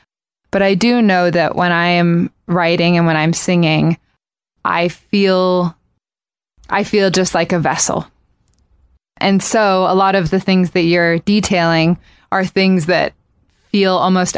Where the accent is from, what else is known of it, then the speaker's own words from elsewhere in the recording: Japan; So I grew up in Japan, and it was the thing to do was to go to karaoke bars, which at age 4 didn't seem weird to be going to a bar.